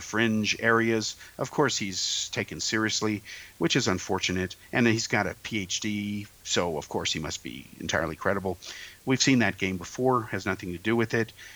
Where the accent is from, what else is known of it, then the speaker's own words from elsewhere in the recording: Bay Area, California, United States; I grew up in the Bay Area